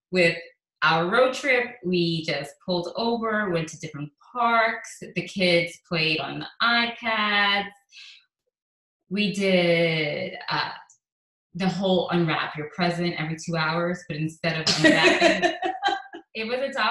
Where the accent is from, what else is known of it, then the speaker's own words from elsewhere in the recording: St. Lucia; we had to take a plane to Miami and then get a connecting flight to St. Lucia, and I'm from St. Lucia.